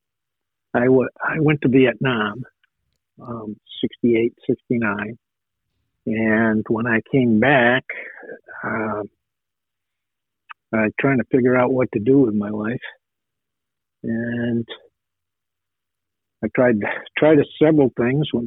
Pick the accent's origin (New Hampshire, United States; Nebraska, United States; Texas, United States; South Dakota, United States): New Hampshire, United States; northern; moved away as an adult; also born or lived in Portland, Maine / Alabama / California; now in Maine, United States; I was born in Portland, Maine, and my family moved to northern New Hampshire when I was about 3, maybe 4. And I grew up in northern New Hampshire